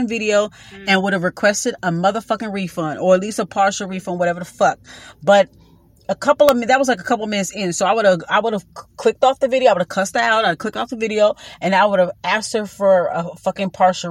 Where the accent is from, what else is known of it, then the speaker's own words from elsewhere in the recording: Los Angeles, California, United States; So I'm born a Watts.